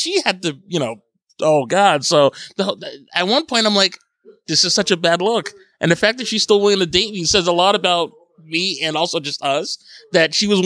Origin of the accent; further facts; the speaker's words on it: Paterson, New Jersey, United States; moved away; also born or lived in Long Island; I'm from Paterson, New Jersey, and that's where I was living when we were dating